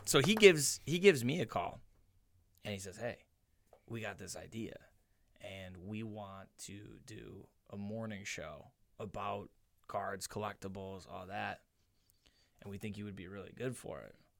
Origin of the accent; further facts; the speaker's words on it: Niagara Falls, New York, United States; our house on Weston Avenue in the falls, right off of, right off of High